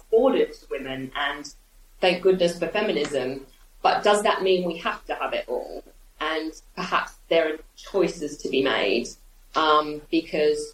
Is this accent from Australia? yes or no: yes; Australia; now in United Kingdom; I grew up in Australia